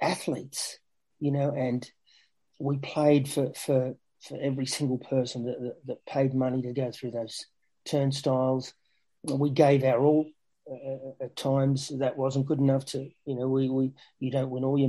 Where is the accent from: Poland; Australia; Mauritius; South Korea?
Australia; moved away; Growing up in Australia, as a kid, watching the big match and watching English football